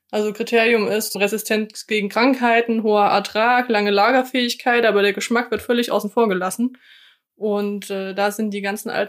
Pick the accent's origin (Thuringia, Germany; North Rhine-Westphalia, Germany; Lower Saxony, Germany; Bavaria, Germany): Thuringia, Germany; Erfurt; ich komme ja aus Erfurt und Erfurt ist eine alte Gartenbaustadt